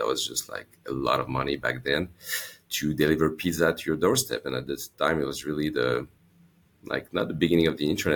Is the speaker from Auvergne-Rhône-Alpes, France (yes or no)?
yes; Lyon, Auvergne-Rhône-Alpes, France; also born or lived in Los Angeles, United States; I grew up in Lyon